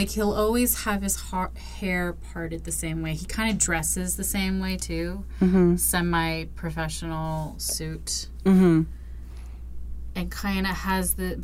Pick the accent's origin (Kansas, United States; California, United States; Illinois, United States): Illinois, United States; Chicago; I'm from Chicago